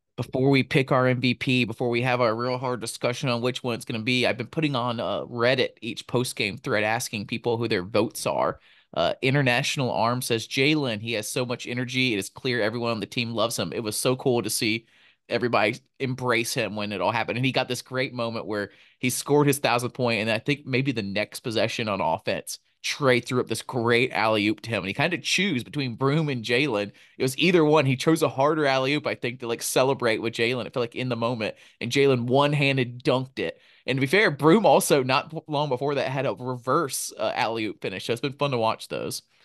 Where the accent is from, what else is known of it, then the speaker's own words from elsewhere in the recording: Montgomery, Alabama, United States; Montgomery, Alabama, my hometown, Ben's hometown